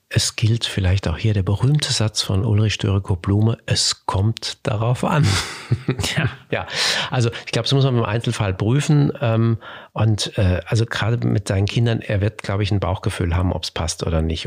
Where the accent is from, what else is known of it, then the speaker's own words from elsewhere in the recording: Germany; bei uns in Deutschland